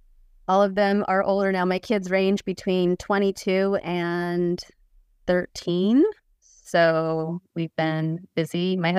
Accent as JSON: {"language": "English", "town": "Salt Lake City", "region": "Utah", "country": "United States", "tie": "born or raised there", "also_born_or_lived": "Utica, New York", "moved": "as an adult", "lives_now": "Seattle, United States", "said": "I grew up in Salt Lake, served a mission with Andrea, and we were in Utica, New York mission."}